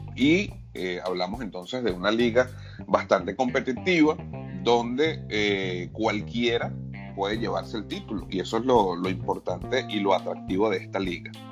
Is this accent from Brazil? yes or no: no; Venezuela; also born or lived in Panama; now in United States; mi caso, como venezolano, también sigo la liga de, Venezuela